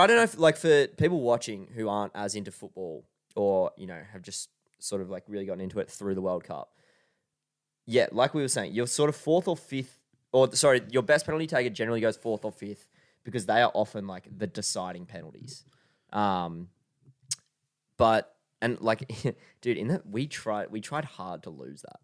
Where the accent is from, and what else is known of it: Australia